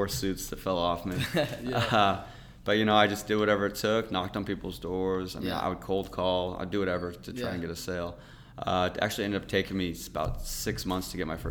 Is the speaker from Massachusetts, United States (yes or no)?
no; Montana, United States; now in Los Angeles, United States; Born and raised in Montana. I'm a farm kid out of Montana